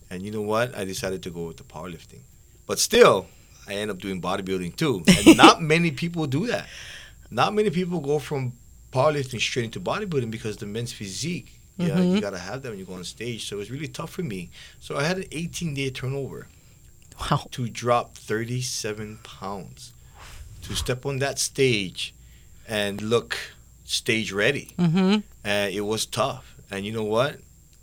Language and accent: English; Hauula, Hawaii, United States; moved away as an adult; now in Kahuku, United States; That's where I'm originally from. I was raised there for 28 years of my life with my grandparents.